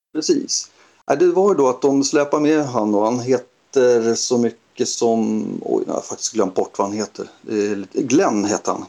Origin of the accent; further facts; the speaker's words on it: Sollentuna, Stockholm County, Sweden; Jag är uppvuxen i Helenelund som ligger i Sollentuna